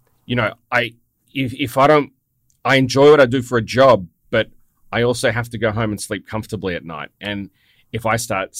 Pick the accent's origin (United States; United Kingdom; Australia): Australia; as an Australian